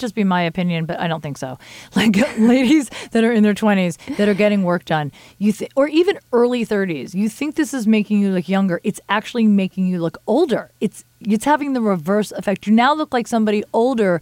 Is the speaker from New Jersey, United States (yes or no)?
yes; New Jersey, United States; moved away; I'm from Jersey